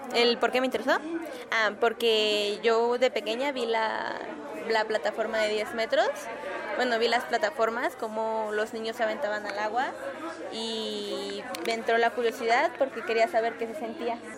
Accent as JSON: {"language": "Spanish", "country": "Mexico", "said": "de dónde eres y tú muy contenta digas de México"}